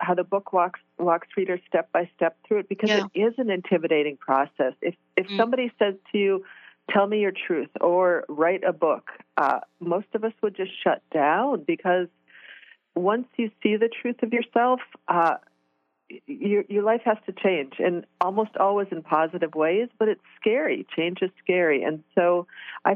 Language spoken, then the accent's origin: English; Midwest, United States; I was raised in the Midwest